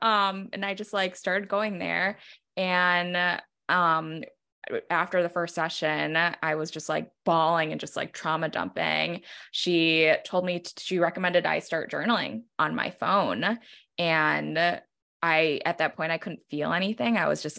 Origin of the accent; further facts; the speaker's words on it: New York, United States; like being a New Yorker, like I'm filled with lots of rage.